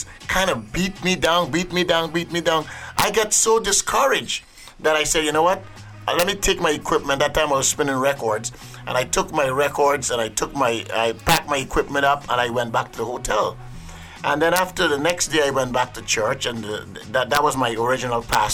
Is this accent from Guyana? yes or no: yes; Guyana; moved away as an adult; now in New York, United States; growing up in Guyana